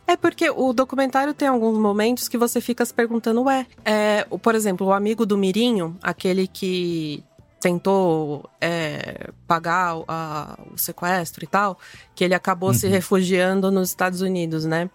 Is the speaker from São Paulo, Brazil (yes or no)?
yes; São Paulo, Brazil; sou paulistana